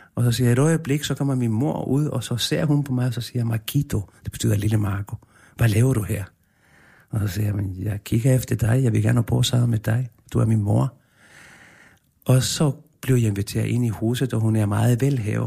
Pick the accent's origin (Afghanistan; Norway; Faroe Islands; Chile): Chile; born or raised there; now in Denmark